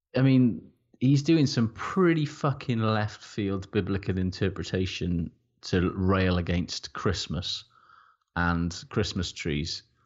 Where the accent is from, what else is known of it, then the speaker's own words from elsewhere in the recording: Wales, United Kingdom; I'm Welsh